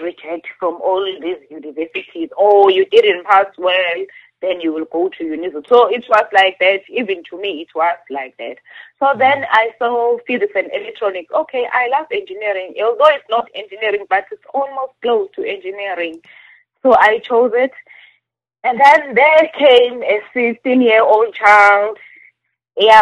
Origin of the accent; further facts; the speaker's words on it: Nongoma, KwaZulu-Natal, South Africa; I grew up on Nongom